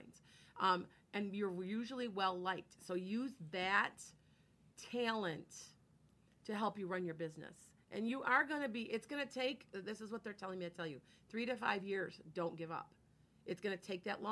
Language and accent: English; Midwest, United States; accent: Midwestern; I have Midwestern accent